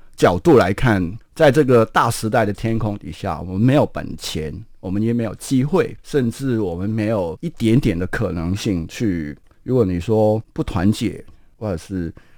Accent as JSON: {"language": "Chinese", "country": "Hong Kong", "moved": "yes", "lives_now": "Taiwan", "said": "我这个人除了我是香港人以外， 其实我还是蛮国际化的。我的亲人有一半在北美，那另外三分之一在澳洲跟纽西兰，然后还有一些在澳门"}